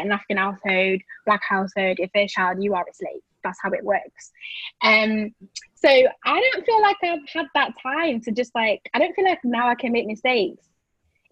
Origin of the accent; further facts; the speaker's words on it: Blackpool, North West England, United Kingdom; I'm from Blackpool, but I am Nigerian. I grew up in Blackpool